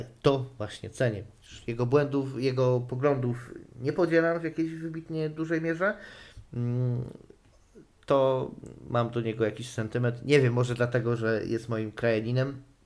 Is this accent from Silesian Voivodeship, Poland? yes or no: yes; Silesian Voivodeship, Poland; ja też nie pochodzę z najbardziej śląskiego Śląska